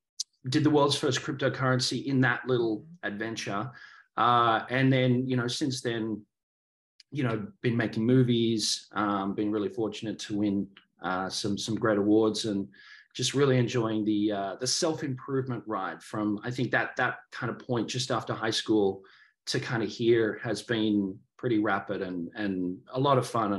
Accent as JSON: {"language": "English", "country": "Australia", "tie": "born or raised there", "said": "Sure. I guess growing up, I grew up in Australia, very traditional sports, surfing."}